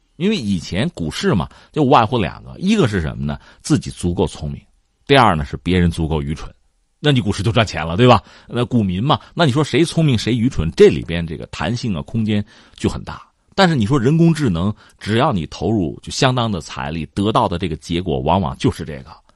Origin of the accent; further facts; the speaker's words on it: China; 我们中国人确实很多